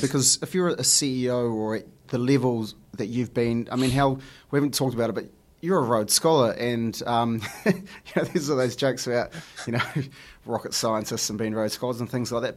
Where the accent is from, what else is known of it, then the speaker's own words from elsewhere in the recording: New Zealand; growing up in New Zealand and, and the schools we go to, you know, lots of my friends are Māori, Samoan, Iraqi